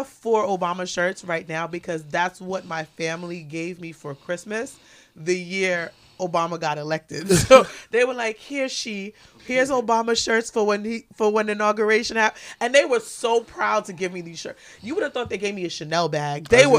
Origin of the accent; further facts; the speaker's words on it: New York, United States; Like, for me, if I say I'm from New York, like, it's a real thing.